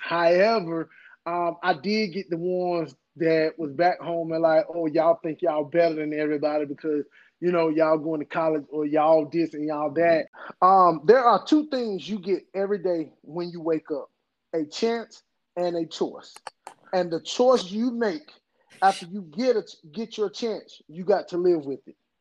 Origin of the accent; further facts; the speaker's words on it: Henderson, North Carolina, United States; also born or lived in Durham, North Carolina; I'm from Henderson, North Carolina